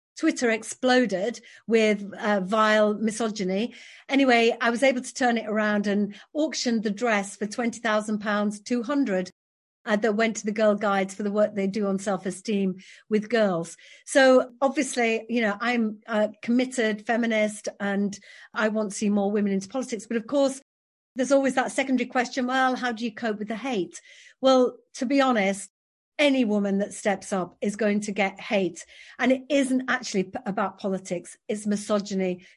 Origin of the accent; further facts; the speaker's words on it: Yorkshire and the Humber, United Kingdom; I'm from West Yorkshire, born and raised here, I'm, I'm a proud Yorkshire woman